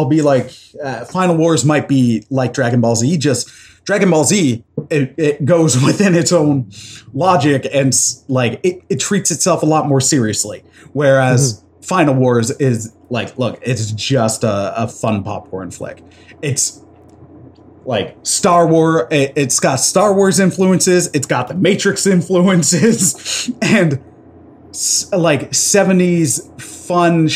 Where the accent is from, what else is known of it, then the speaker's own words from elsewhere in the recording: Toronto, Ontario, Canada; we grew up in Toronto